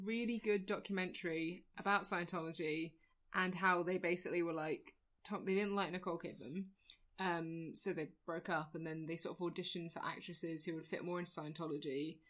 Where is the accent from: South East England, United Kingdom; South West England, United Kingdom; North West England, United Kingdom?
South East England, United Kingdom; Surrey; Also, having grown up in Surrey